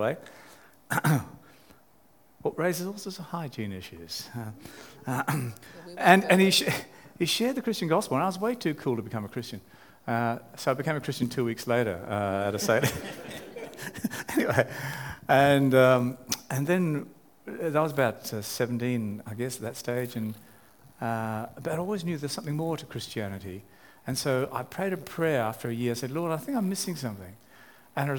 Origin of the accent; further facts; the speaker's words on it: Australia; moved away; also born or lived in England; I was parked in an English boarding school, despite being Australian